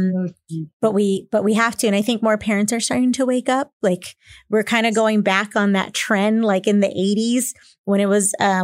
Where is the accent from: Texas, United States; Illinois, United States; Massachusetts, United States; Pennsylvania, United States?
Texas, United States; San Antonio; born and raised in San Antonio myself